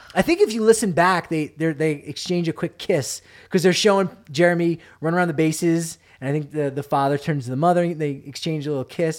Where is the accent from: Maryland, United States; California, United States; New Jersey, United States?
New Jersey, United States; now in Denver, United States; I'm from New Jersey